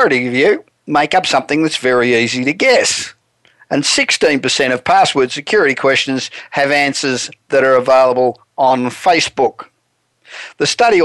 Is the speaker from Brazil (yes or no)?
no; Australia; accent: Australian; moved away as an adult; now in Los Angeles, United States; I probably sound like I'm an Australian, Well, I am